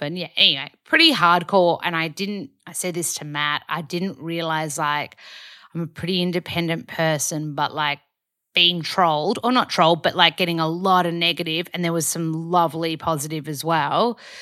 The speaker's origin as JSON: {"language": "English", "country": "Australia", "also_born_or_lived": "Byron Bay, Australia", "moved": "as an adult", "lives_now": "Los Angeles, United States", "said": "Hoyts or Village back home."}